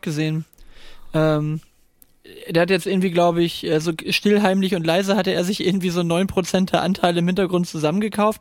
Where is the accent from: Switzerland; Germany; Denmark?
Germany; Northern Germany; als Norddeutscher